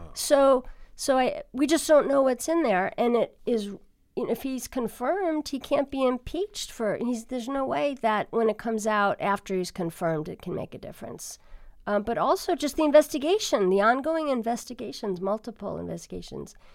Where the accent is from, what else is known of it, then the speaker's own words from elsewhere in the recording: Long Island, New York, United States; moved away; I'm from New York, in New York, on Long Island, Levittown, where my, my relatives lived